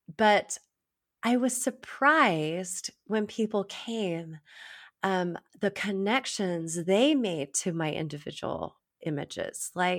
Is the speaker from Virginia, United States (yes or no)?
yes; Virginia, United States; I don't know if you know, but I grew up in Virginia. I spent so much time there.